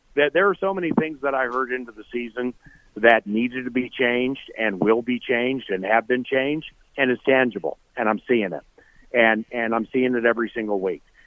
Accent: Washington, District of Columbia, United States; moved away as an adult; now in Minnesota, United States; I'm from Washington D.C. I moved here full time in '98.

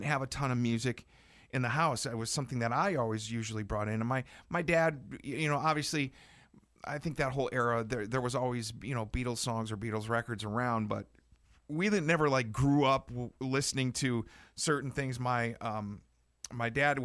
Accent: outside of Milwaukee, Wisconsin, United States; I grew up in outside of Milwaukee, so Midwest.

